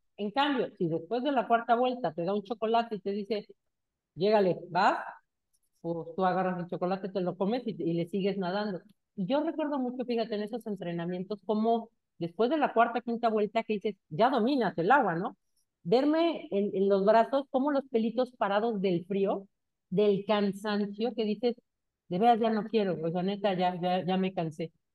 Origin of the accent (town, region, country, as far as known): Mexico